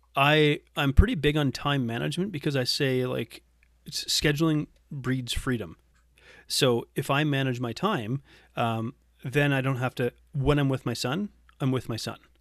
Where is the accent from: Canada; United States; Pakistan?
Canada; moved away as an adult; also born or lived in Geelong, Australia; we came back to Canada for me to rejoin the Navy